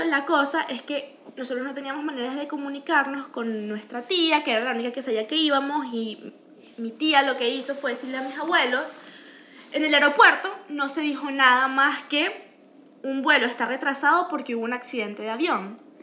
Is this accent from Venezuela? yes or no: yes; Venezuela; now in Canada; nosotros somos venezolanas, pero yo soy mitad peruana